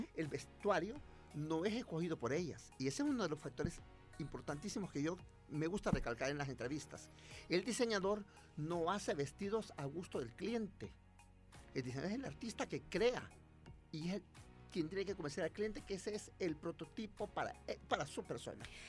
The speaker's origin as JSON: {"language": "Spanish", "country": "El Salvador"}